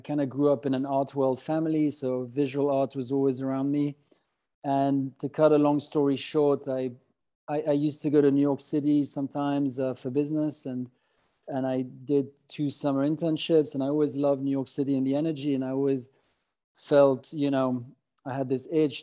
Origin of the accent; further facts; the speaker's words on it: Geneva, Switzerland; moved away as an adult; also born or lived in London; I grew up in the French-speaking parts of Switzerland, primarily in Geneva.